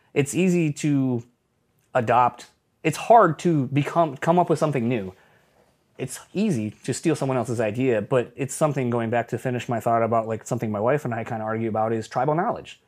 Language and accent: English; Kalamazoo, Michigan, United States; also born or lived in Delaware; once I moved out from the East Coast to Michigan, I lived in Kalamazoo, so it's literally a little flavor of my hometown